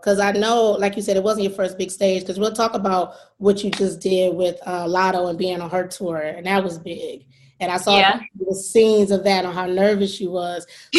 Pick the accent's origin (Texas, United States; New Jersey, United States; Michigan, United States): Michigan, United States; Detroit; I'm from Detroit. People are like, you're not really from Detroit. You're from Detroit. You're from the outskirts.